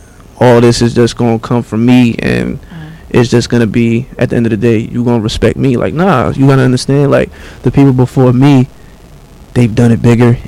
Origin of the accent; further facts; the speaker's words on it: Bayonne, New Jersey, United States; I'm from Bayonne, New Jersey.